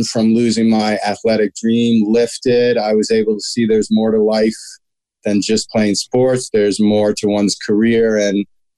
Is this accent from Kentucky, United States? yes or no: no; Washington, District of Columbia, United States; My brother and I, our parents raised us in the Washington, D.C. area.